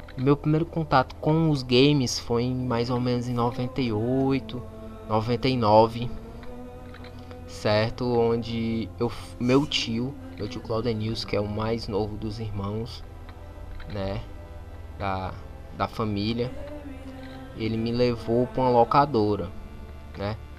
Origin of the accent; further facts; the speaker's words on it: Fortaleza, Ceará, Brazil; eu sou de Fortaleza, eu sou do Zé Walter, é até um bairro conhecido aí no Brasil todo